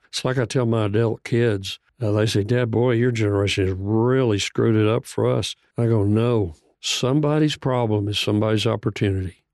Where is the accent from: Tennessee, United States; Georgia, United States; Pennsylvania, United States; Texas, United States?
Texas, United States; Bonham; moved away as an adult; now in Lubbock, United States; I grew up in Bonham, which is, uh, northeast of Dallas